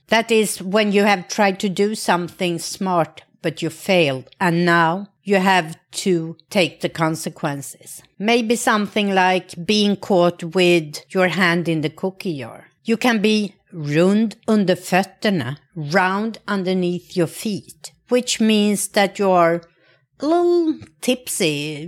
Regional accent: Sweden; I grew up in Sweden

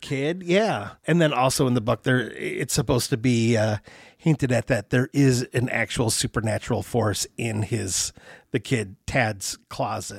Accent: Troy, Michigan, United States; Troy, Michigan, my hometown

